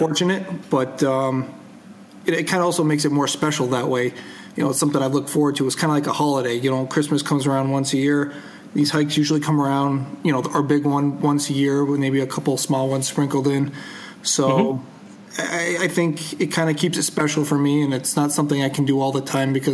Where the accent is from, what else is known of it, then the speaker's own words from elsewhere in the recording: Connecticut, United States; I am from Connecticut.